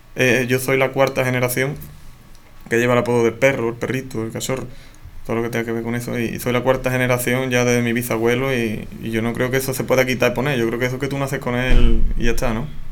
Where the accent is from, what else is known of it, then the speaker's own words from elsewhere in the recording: Torrecera, Andalusia, Spain; Yo soy de Torrecera